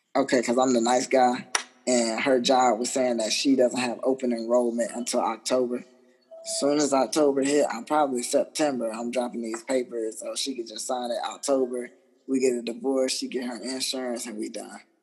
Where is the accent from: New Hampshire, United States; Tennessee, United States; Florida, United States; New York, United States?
Florida, United States; Jacksonville; moved away as an adult; also born or lived in Virginia / Italy; I transferred from Italy back to Jacksonville, Florida, which is my hometown